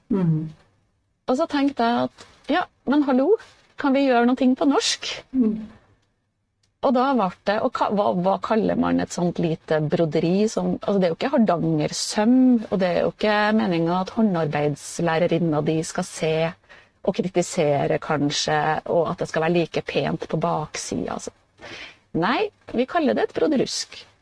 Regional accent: Steinkjer, Trøndelag, Norway; Jeg er jo fra Steinkjer, som ligger litt nord for Trondheim.

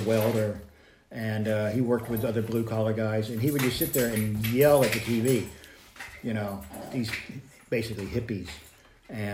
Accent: United States; moved away as an adult; also born or lived in Virginia, United States / Kentucky, United States / North Carolina, United States / Montana, United States; now in United Kingdom; No, I was born in Virginia, raised in Kentucky and North Carolina

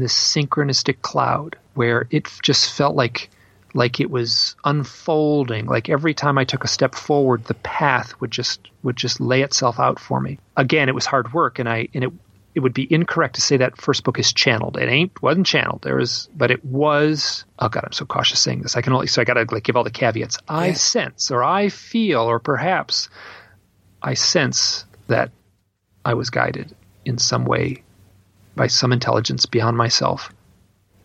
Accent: Midwest, United States; I'm from the Midwest

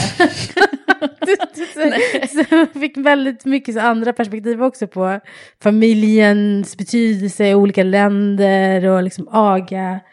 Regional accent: Stockholm, Stockholm County, Sweden; also born or lived in England; Jag är själv uppvuxen i Husby, i förorten Husby

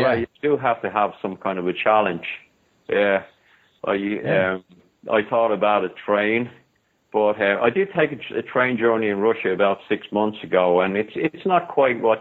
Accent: Ireland; I'm from Ireland

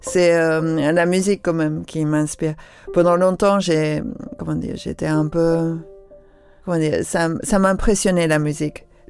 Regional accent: London, United Kingdom; moved away; j'ai grandi à Londres, c'était quoi, les années 70

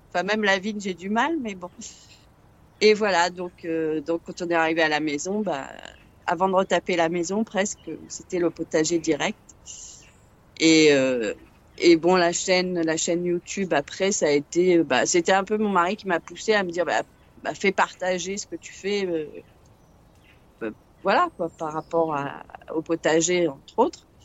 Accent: Paris, Île-de-France, France; now in southern France; D'origine, je suis parisienne. Et donc, je suis dans le sud euh, depuis, euh, oh là, très longtemps, une trentaine d'années.

